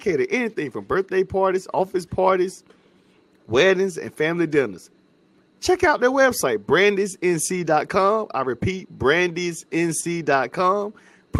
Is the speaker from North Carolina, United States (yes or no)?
yes; North Carolina, United States; my home state, North Carolina.